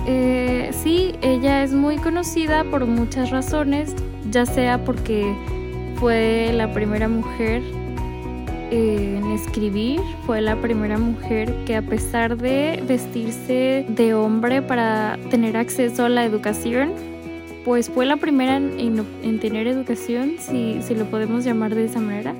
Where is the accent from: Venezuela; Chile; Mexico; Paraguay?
Mexico; México, mi país de origen